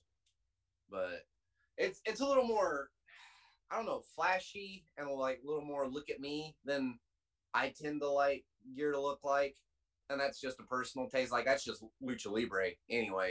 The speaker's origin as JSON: {"language": "English", "town": "Seymour", "country": "United States", "tie": "born or raised there", "said": "where I grew up, Seymour, a town of 1800"}